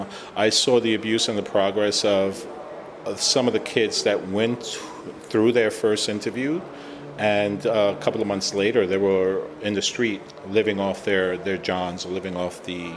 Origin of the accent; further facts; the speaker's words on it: Puerto Rico; So now we come from Puerto Rico, this machismo kind of attitude that people had there.